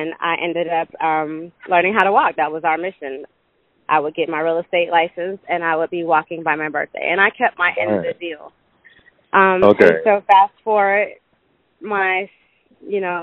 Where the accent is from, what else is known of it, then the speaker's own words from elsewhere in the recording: Atlanta, Georgia, United States; I was born and raised in Atlanta